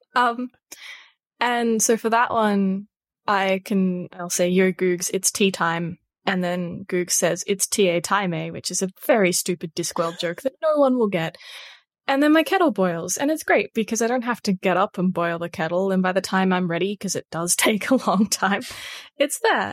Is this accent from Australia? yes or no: yes; Australia; if you have an accent, which, you know, we all do 'cause we're all Australian